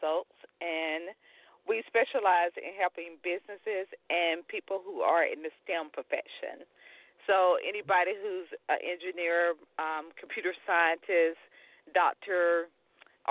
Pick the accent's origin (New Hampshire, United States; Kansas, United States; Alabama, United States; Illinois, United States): Alabama, United States; Tuscaloosa; So my old high school in Tuscaloosa, I'm from Tuscaloosa, Alabama, was the powerhouse when I was going there